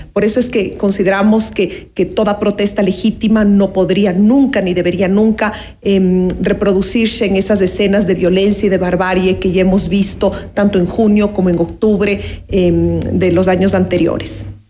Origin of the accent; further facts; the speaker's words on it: Ecuador; como ecuatorianos y ecuatorianas